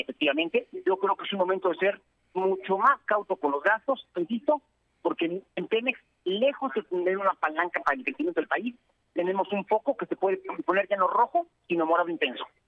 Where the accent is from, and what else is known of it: Mexico